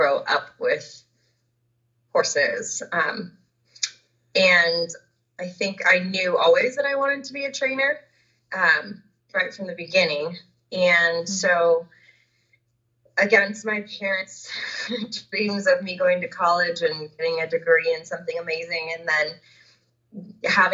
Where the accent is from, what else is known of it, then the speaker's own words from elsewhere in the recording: Southern California, United States; I grew up down in Southern California